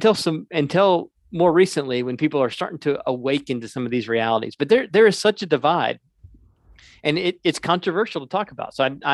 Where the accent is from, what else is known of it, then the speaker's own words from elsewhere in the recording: the South, United States; I mean, this is, I grew up in the South drinking sweet tea.